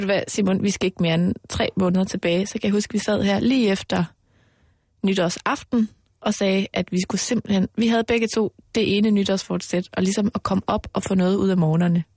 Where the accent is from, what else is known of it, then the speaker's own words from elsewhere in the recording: Mols, Central Denmark Region, Denmark; moved away; also born or lived in Aarhus; jeg er jo vokset op ude på Mols, hvor der er rigtig, rigtig meget live-rollespil